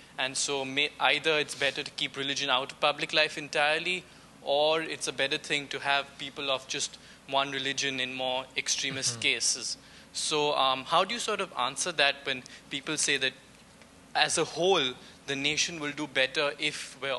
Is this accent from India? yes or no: yes; India; Hi, I'm from India